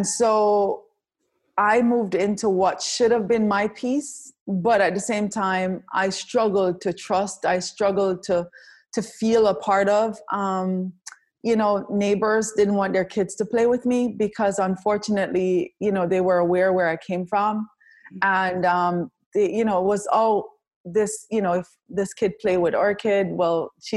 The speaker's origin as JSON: {"language": "English", "town": "Kingston", "country": "Jamaica", "tie": "born or raised there", "moved": "yes", "said": "I was born in Kingston, Jamaica"}